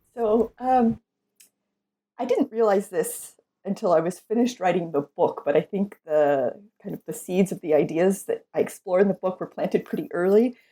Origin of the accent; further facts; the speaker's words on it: California, United States; where I was living and growing up in California